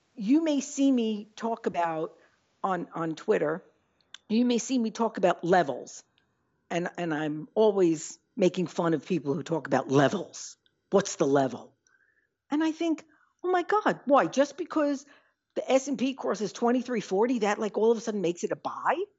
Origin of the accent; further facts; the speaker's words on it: New York, United States; now in Midwest, United States; I was just in New York, which is my hometown